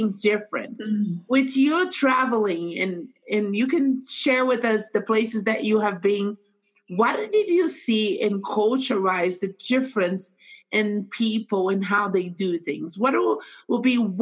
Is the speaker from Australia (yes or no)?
no; Brazil; now in United States; I'm from Brazil. I came with that baggage of how we Brazilians do things. After moving in America